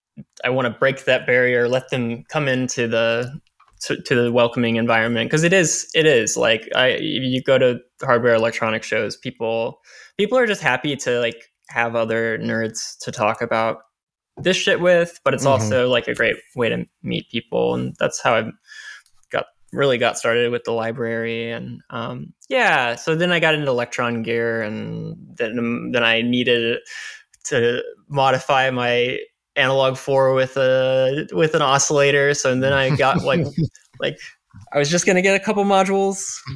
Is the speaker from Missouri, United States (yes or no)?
yes; Springfield, Missouri, United States; Yeah, Springfield, Missouri, Southern Missouri.